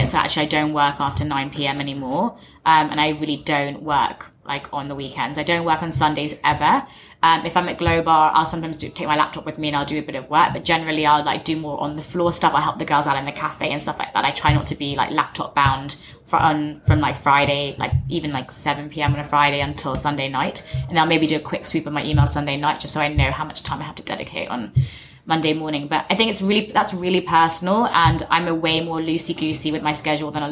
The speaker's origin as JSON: {"language": "English", "region": "England", "country": "United Kingdom", "tie": "born or raised there", "said": "I'm not English, but I grew up in England."}